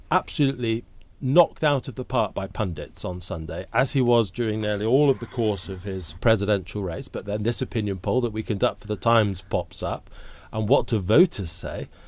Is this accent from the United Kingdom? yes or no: yes; United Kingdom; I'm much rather glad that I'm a British citizen with our gun laws.